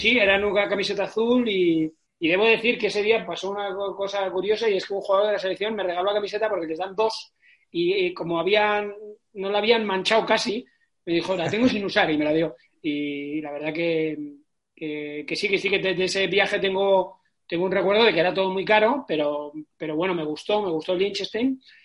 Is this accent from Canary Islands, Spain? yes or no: no; Galdakao, Basque Country, Spain; also born or lived in Barakaldo; mi pueblo, que, que es de Galácano, que tiene 29.000 habitantes